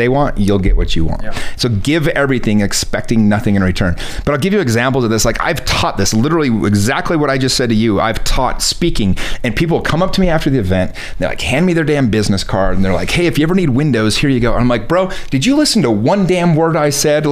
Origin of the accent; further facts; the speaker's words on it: United States; being an American